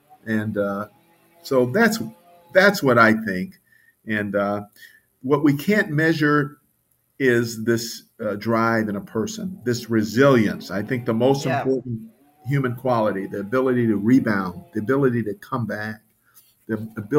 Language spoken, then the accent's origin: English; Jackson, Mississippi, United States; I remember that summer in my hometown of Jackson, Mississippi